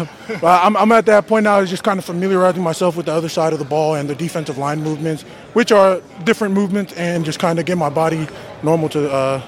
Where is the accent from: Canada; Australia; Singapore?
Australia; now in United States; It was actually here in the state of Washington. When I moved out here from Australia, I played for a club, Rainier Highlanders.